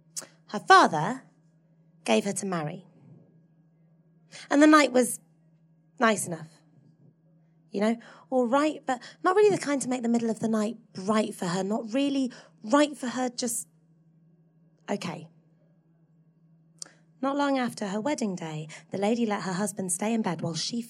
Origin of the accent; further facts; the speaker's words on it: Hull, Yorkshire and the Humber, United Kingdom; I grew up in Hull in the 90s.